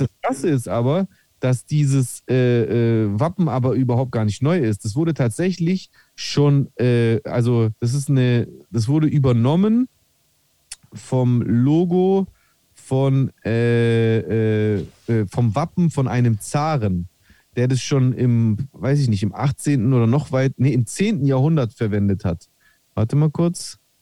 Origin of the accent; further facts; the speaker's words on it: Greece; als Grieche